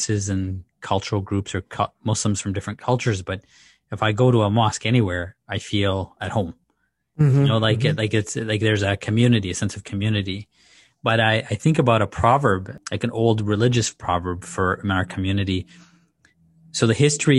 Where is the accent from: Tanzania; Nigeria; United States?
Tanzania; Dar es Salaam; also born or lived in Zanzibar; now in Canada; when I grew up in Dar es Salaam, which is in Tanzania, on the mainland, and my family's from Zanzibar